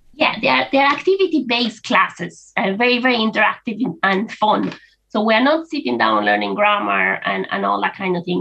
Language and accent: English; Spain; moved away as an adult; now in Ireland; I'm from Spain originally, and when I moved to Ireland over 20 years ago